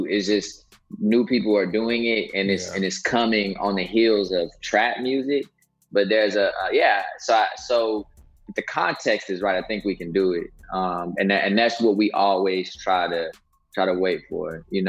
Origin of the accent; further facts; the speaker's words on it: Midwest, United States; also born or lived in Southern US; I think the way I talk is probably a mix of being from the Midwest and actually the South.